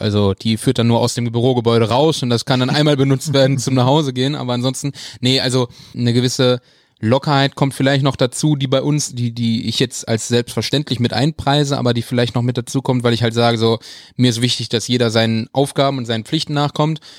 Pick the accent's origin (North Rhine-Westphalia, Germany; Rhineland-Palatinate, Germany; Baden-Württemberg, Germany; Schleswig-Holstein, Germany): North Rhine-Westphalia, Germany; Wuppertal; Weil ich bin ja in Wuppertal groß geworden